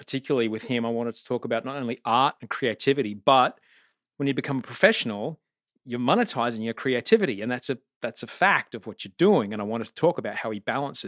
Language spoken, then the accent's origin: English; Brisbane, Queensland, Australia; growing up in Brisbane, where I grew up